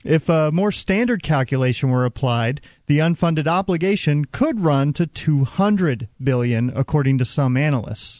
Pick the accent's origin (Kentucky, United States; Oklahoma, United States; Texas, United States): Texas, United States; I'm a Texan